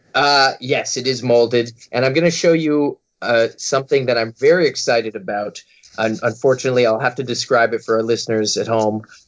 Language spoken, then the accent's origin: English; Halifax, Nova Scotia, Canada; my hometown of Halifax, Nova Scotia